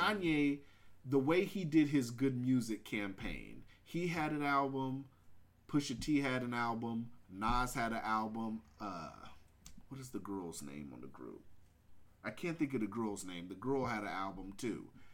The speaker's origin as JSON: {"language": "English", "region": "West Coast", "country": "United States", "said": "I'm I'm a West Coast baby. I grew up on Lynch"}